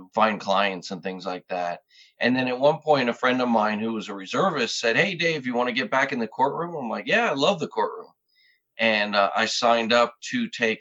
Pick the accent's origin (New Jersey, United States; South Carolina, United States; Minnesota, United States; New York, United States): New York, United States; I grew up in New York and joined the Army in 1990 after going to law school